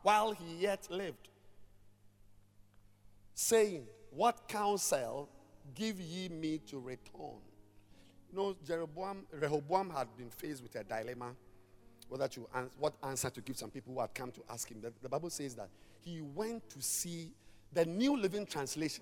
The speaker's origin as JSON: {"language": "English", "region": "Volta", "country": "Ghana", "said": "I'm from the Volta region"}